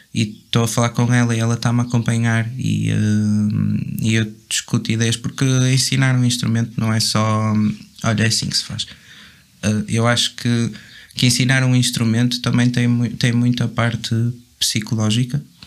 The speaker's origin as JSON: {"language": "Portuguese", "town": "Vila Nova de Gaia", "region": "Norte", "country": "Portugal", "said": "sou, sou de Golpilhares. Ninguém sabe o que é que isso é, muito provavelmente. Mas é em Gaia."}